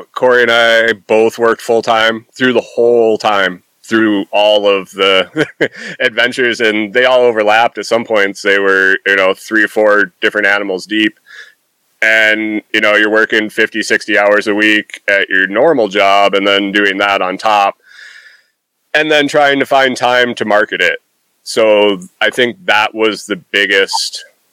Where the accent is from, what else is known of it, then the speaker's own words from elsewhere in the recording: New York, United States; moved away; also born or lived in Minnesota; I grew up in New York